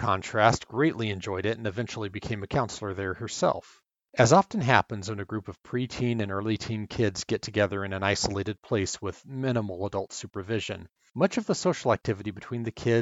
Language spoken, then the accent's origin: English; California, United States; Growing up in California